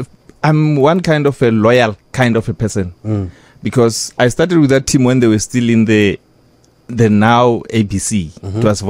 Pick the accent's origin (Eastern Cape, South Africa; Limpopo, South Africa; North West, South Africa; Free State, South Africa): Limpopo, South Africa; Zebediela; also born or lived in Johannesburg; I'm a boy from Zibidiela, Garakwata, I mean, from the Bundus.